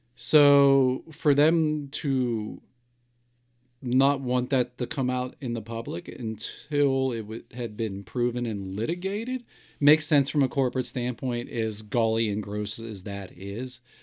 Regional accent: Pittsburgh, Pennsylvania, United States; born or raised there

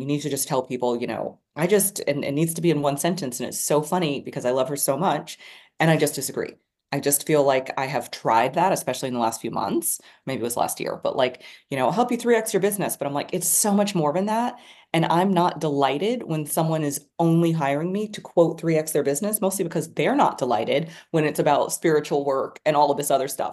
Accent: Dallas, Texas, United States; also born or lived in New York City; I was born in Dallas. I was literally born in my house

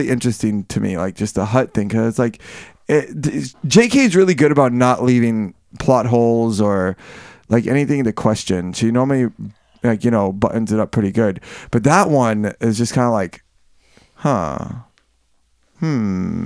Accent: Miami, Florida, United States; in Miami, we didn't have a subway. We had a monorail, and that's what we call it

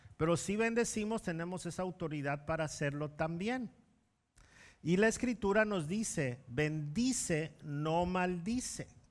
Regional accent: Mexico; como mexicanos

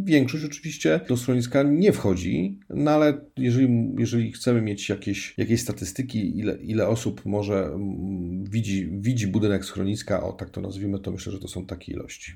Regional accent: Gdańsk, Pomeranian Voivodeship, Poland; moved away as an adult; now in Szczeliniec, Poland; pochodzę z Gdańska, 40 lat mieszkałem w Gdańsku

